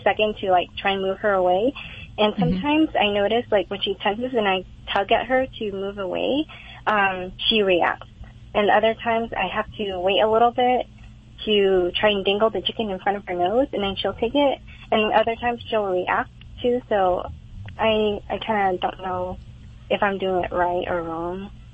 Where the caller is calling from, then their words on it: Fullerton, California, United States; I'm calling from Fullerton